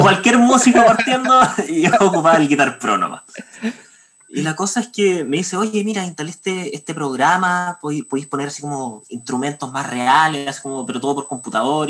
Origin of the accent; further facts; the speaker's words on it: Santiago, Santiago Metropolitan Region, Chile; soy de aquí de Santiago de Chile